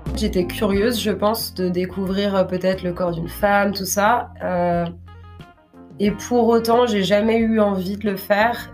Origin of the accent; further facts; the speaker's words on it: Grenoble, Auvergne-Rhône-Alpes, France; now in Basque Country, France; je suis née en France, à Grenoble.